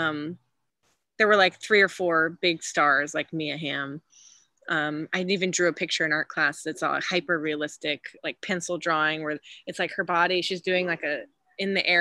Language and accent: English; Austin, Texas, United States; also born or lived in Houston, Texas; I grew up in Texas, born in Houston. And then when my parents got divorced, moved to Austin, you know, before I was 10